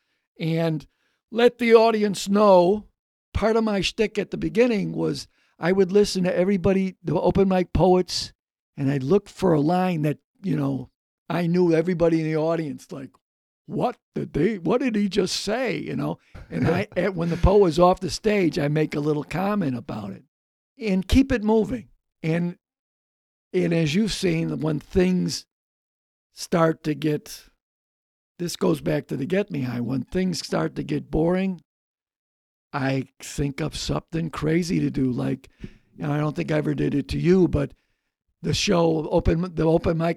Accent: Chicago, Illinois, United States; growing up on the South Seaside

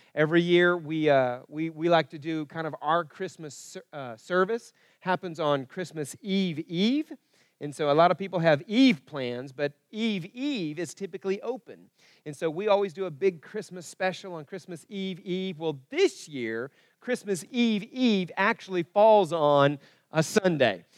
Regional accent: Broken Arrow, Oklahoma, United States; also born or lived in Kansas; where I was growing up in Broken Arrow

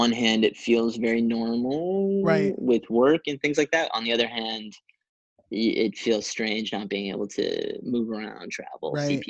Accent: East Coast, Canada; A lot of my family lives back where I grew up on the East Coast of Canada.

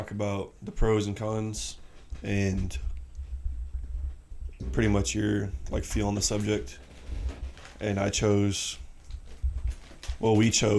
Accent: Illinois, United States; my home state, Illinois

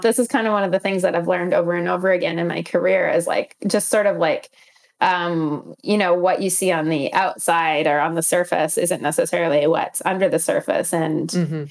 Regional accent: Northern Alberta, Canada; also born or lived in Calgary; I grew up in Northern Alberta

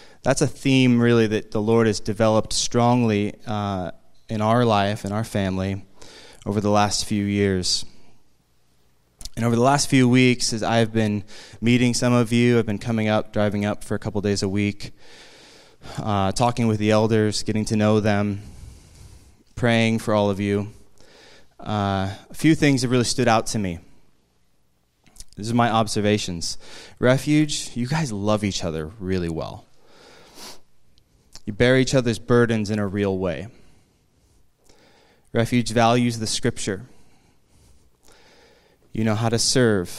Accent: East Bay, California, United States; moved away as an adult; now in Sonoma County, United States; We had were born and raised in the East Bay

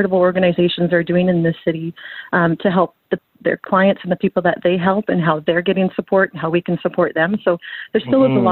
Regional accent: Surrey, British Columbia, Canada; I grew up in Surrey

